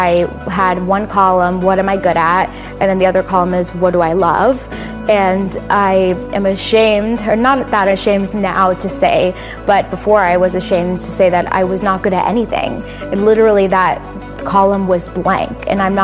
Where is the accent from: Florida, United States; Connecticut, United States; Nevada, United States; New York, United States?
Florida, United States; I'm from Florida